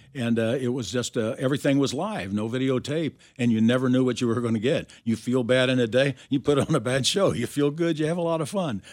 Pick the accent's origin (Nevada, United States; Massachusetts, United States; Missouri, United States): Missouri, United States; Kansas City; I grew up in Kansas City